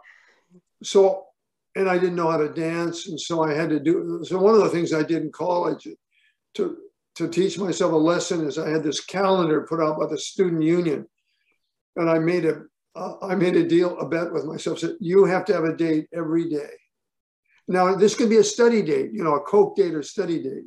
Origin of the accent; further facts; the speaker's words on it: Portland, Oregon, United States; moved away; I grew up in Portland, Oregon.